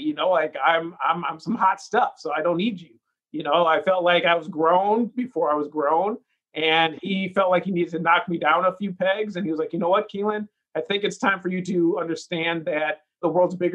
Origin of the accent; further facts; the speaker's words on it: Madison, Wisconsin, United States; now in Chicago, United States; I grew up in Madison, Wisconsin. I'm a proud Wisconsin Badger